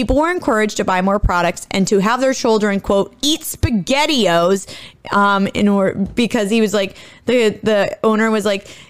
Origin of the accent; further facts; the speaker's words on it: Ohio, United States; now in Illinois, United States; where I grew up in Ohio, I was about only an hour and a half from the Pennsylvania border